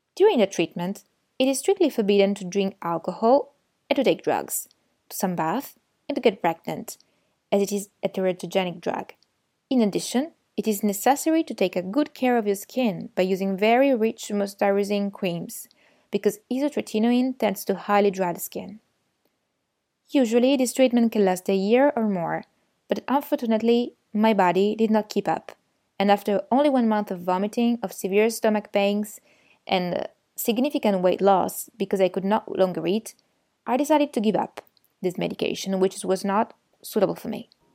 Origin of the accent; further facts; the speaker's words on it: Turin, Piedmont, Italy; Turin, my hometown